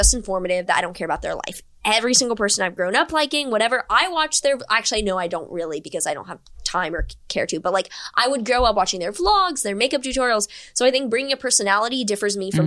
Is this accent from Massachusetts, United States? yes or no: no; Houston, Texas, United States; moved away; also born or lived in New York; I grew up in Houston